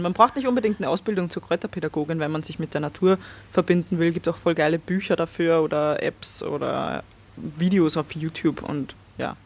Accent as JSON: {"language": "German", "country": "Austria", "tie": "born or raised there", "also_born_or_lived": "Vienna", "said": "nach meinem Abi, also meiner Matura in Österreich"}